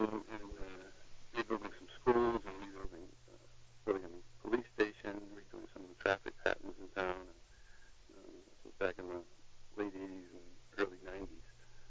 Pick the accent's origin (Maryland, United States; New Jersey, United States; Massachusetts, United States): Massachusetts, United States; Salem; I was born and raised in Salem.